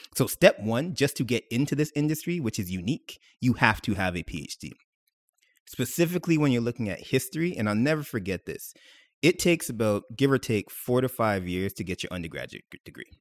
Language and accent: English; Mississauga, Ontario, Canada; I was born and raised in Mississauga, proud of it.